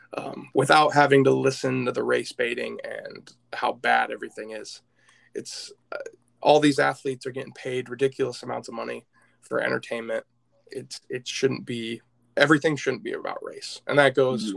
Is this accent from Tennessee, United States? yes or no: no; Michigan, United States; I'm from Michigan